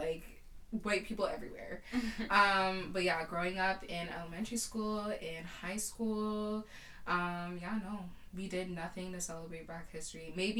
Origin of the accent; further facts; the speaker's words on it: Whitby, Ontario, Canada; I grew up in a pretty, I grew up in Durham, Whitby